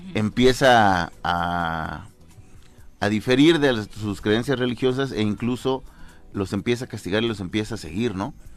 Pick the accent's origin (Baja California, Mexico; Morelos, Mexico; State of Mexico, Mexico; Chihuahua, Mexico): Morelos, Mexico; Tezoyuca; de donde yo soy, en Tezoyuca